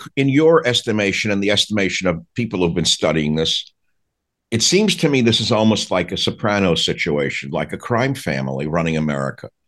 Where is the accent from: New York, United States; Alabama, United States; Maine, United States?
New York, United States; I grew up in New York